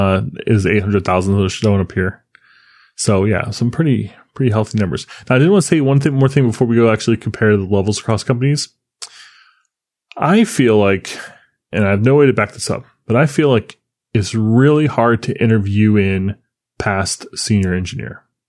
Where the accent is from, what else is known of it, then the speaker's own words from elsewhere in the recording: Florida, United States; Look, I grew up in Florida. You know, things are a little different here.